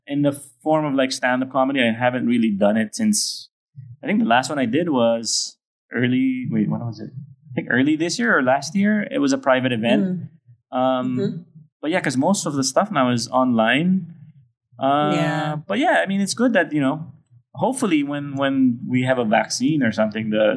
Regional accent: Pampanga, Central Luzon, Philippines; now in Manila, Philippines; I'm from the Philippines

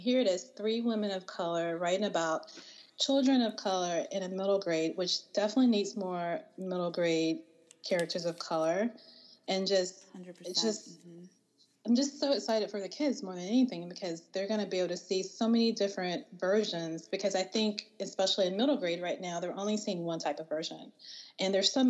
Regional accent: the South, United States; me and India, we're both from the South

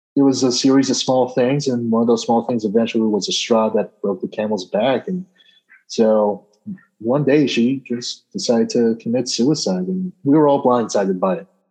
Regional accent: Peoria, Arizona, United States; also born or lived in New Jersey; I was originally born in New Jersey, but I moved out to Arizona, specifically Peoria, Arizona. I think when I was two years old, and I've been in the state ever since. So grew up in Peoria

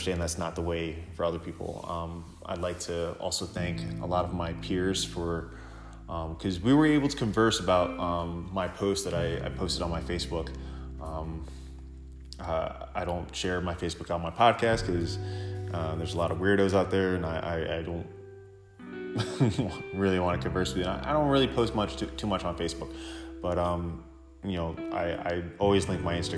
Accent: Sable, New York, United States; also born or lived in Central Islip, New York; I first moved to Sable, New York, when I was in second grade.

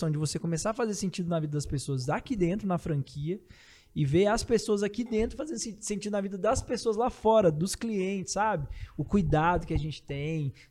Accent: São Paulo, Brazil; Eu vim de São Paulo, acostumado com a agitação, aquela loucura.

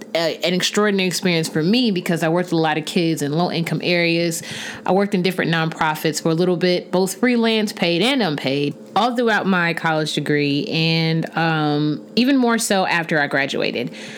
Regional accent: Huntsville, Alabama, United States; moved away as an adult; now in Maryland, United States; I was born and raised in Huntsville, Alabama

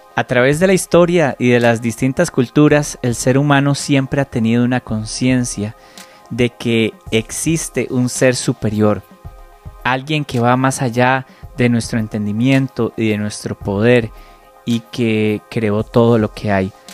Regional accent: Costa Rica; yo nací en Costa Rica y por más feliz que yo me siento de haber nacido aquí, yo no escogí haber nacido acá.

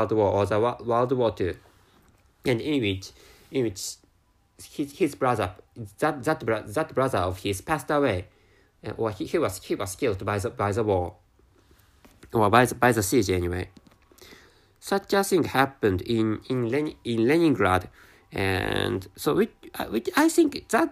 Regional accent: Japan; accent: Japanese; first language Japanese; English is a second language; my mother tongue is Japanese, so speaking English is really, really difficult

